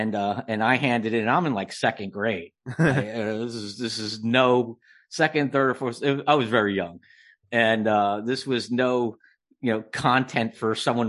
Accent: New Jersey, United States; Well, I've been writing since a little kid, and I grew up in New Jersey.

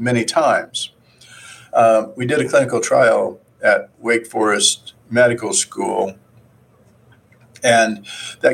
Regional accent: Midwest, United States; I came from Midwest, a farm area, and grandparents had a farm. I worked on it a long time

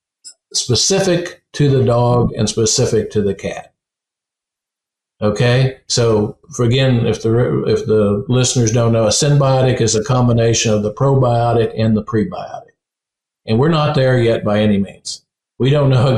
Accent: West Virginia, United States; When I was a kid, I come from West Virginia, where the gas and oil industry are very prominent.

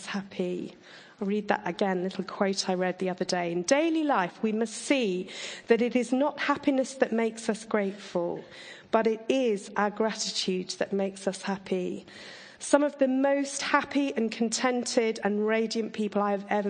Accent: Surrey, South East England, United Kingdom; I grew up in Surrey

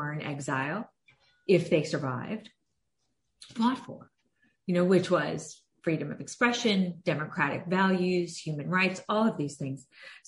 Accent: United States; as an American kid growing up with an immigrant parent

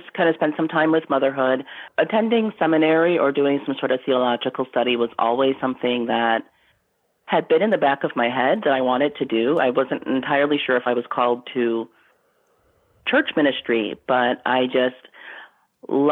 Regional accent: Western New York, United States; I grew up in Western New York.

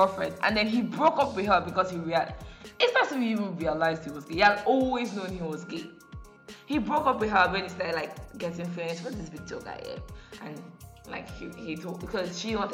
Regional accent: Nigeria; I grew up in Nigeria

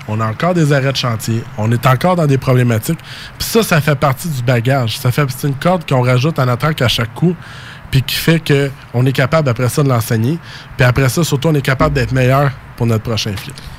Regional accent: Saint-Jean-sur-Richelieu, Quebec, Canada; je viens de Saint-Jean-sur-Richelieu

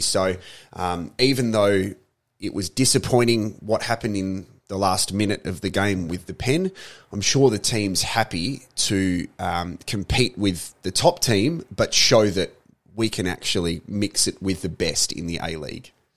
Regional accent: Australia; we as Australians

